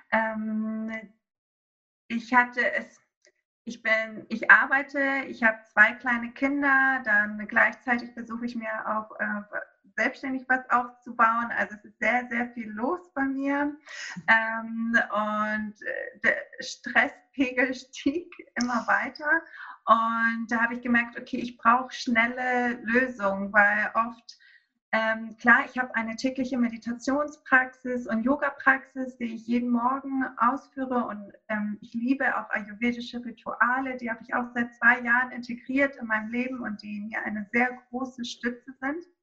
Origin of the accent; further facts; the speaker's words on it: Greece; now in Hamburg, Germany; Ich bin in Griechenland aufgewachsen, auf einer kleinen Insel. Ähm, äh, aber meine Mutter ist Deutsche und mein Vater ist Grieche und so bin ich zweisprachig aufgewachsen und jetzt seit 2011 halt hier in Hamburg.